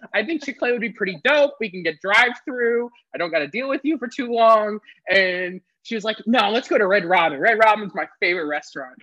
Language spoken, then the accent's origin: English; the South, United States; growing up in the South